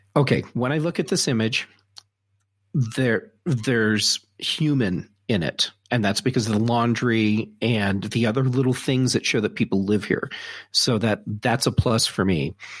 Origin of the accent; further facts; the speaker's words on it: Colorado, United States; I'm from Colorado